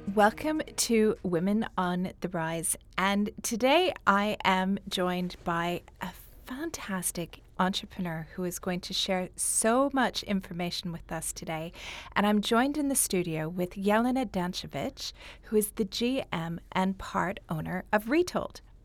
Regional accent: Canada; moved away as an adult; now in Dubai, United Arab Emirates

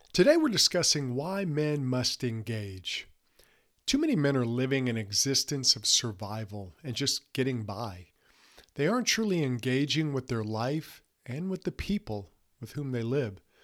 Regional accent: Mississippi Gulf Coast, United States; when I was younger, we grew up on the Mississippi Gulf Coast

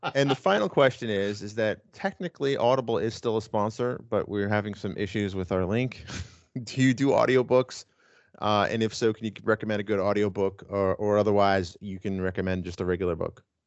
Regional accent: New York, United States; I grew up in New York. I was spoiled. We had five over the air channels

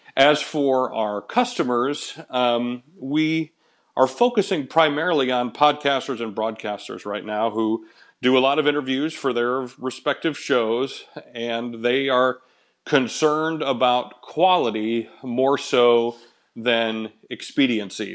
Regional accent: Michigan, United States; moved away; I grew up in Michigan

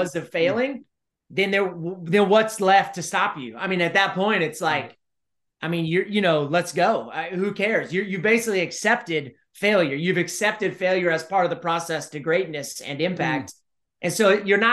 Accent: College Station, Texas, United States; I ran for mayor of College Station, my hometown.

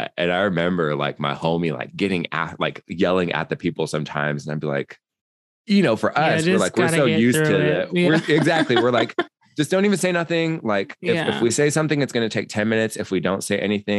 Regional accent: United States; we're also American

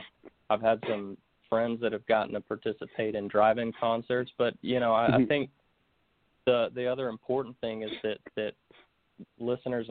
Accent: Concord, North Carolina, United States; moved away as an adult; also born or lived in Florida; now in Nashville, United States; I was mostly raised in Concord, North Carolina

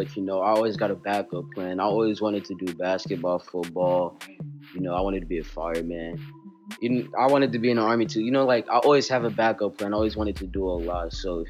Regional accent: Newark, New Jersey, United States; Well, I'm 13 and I'm from Newark, New Jersey

